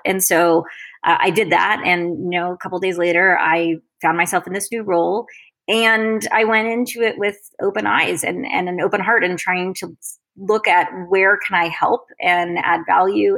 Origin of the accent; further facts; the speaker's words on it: Florida, United States; moved away as an adult; also born or lived in Massachusetts / Paris / Washington D.C. / London; I grew up in in Florida, an only child